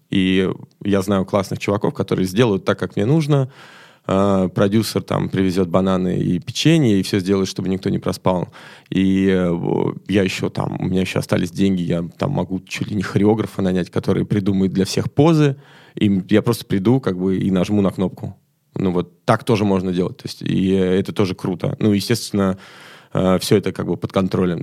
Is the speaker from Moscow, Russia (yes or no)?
yes; Moscow, Russia; я из Москвы